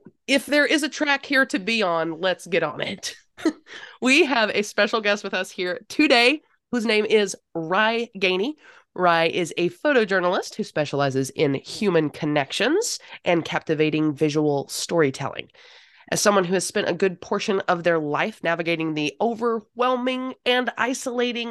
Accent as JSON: {"language": "English", "region": "North Carolina", "country": "United States", "said": "I'm from North Carolina"}